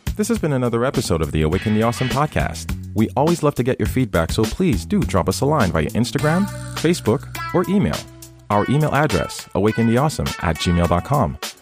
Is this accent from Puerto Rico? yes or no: no; Haiti; moved away; I grew up in Haiti